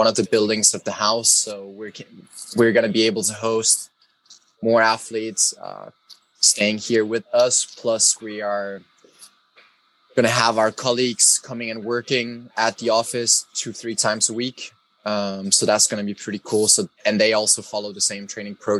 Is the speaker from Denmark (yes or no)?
yes; Copenhagen, Capital Region of Denmark, Denmark; I was raised in Copenhagen, so pretty much the capital of the country